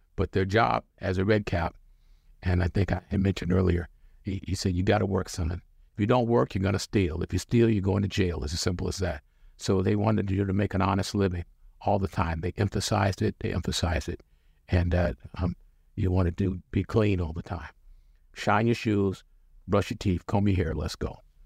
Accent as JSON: {"language": "English", "town": "Portland", "region": "Oregon", "country": "United States", "tie": "born or raised there", "also_born_or_lived": "Chicago / Kansas City / Washington, D.C. / Atlanta", "said": "I was born and raised in Portland"}